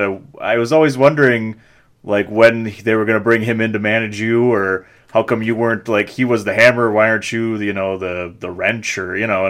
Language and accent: English; Milwaukee, Wisconsin, United States; I'm born and raised and still live in Milwaukee